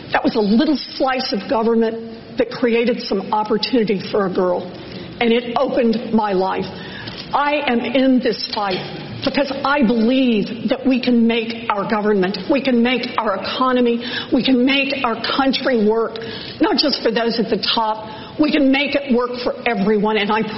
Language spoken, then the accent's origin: English; Oklahoma, United States; I was born and raised in Oklahoma. I have three older brothers.